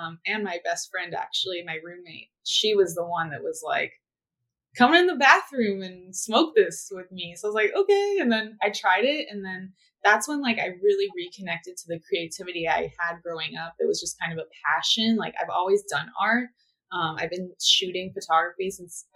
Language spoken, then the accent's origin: English; Manhattan Beach, California, United States; grew up in Southern California in a little beach town called Manhattan Beach